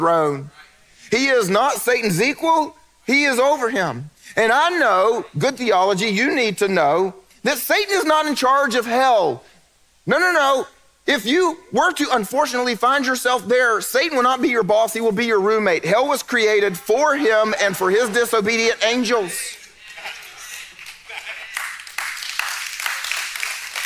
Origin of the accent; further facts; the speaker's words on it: the Bible Belt, United States; I grew up in the Bible Belt